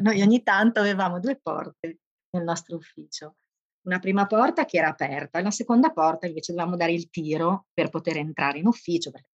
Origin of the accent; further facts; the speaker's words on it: Bologna, Emilia-Romagna, Italy; also born or lived in Livorno; sono nata a Bologna ma ho fatto molto del mio tempo di Livorno.